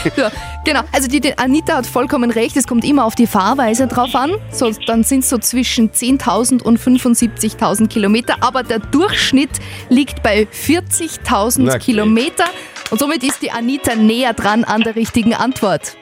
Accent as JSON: {"language": "German", "region": "Upper Austria", "country": "Austria", "said": "wir Oberösterreicher"}